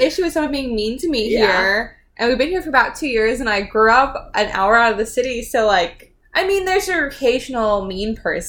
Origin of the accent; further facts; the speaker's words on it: Long Island, New York, United States; also born or lived in Mississippi; now in New York City, United States; I went to school in Mississippi and I grew up on Long Island and I'm living in the city now